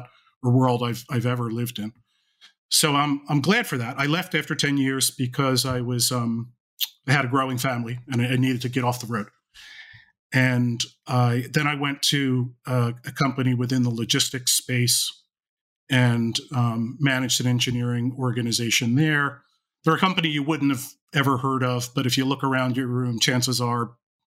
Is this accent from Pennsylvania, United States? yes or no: yes; Philadelphia, Pennsylvania, United States; I grew up in the Philadelphia area, have lived here all my life. I still live in the Philadelphia area.